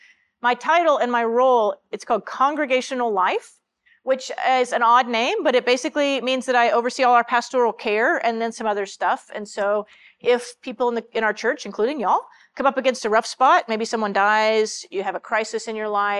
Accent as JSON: {"language": "English", "town": "Franklin", "region": "Texas", "country": "United States", "tie": "born or raised there", "said": "I grew up in Central Texas in a little town called Franklin."}